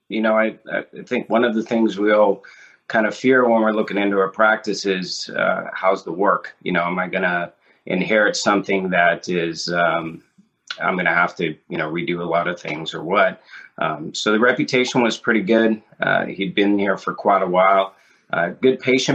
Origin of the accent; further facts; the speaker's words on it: Washington, United States; I grew up in a small town in Washington State.